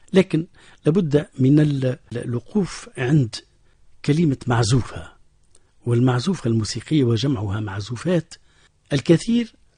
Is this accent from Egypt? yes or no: no; Tunisia; معروف عندنا في تونس باسم الفوندو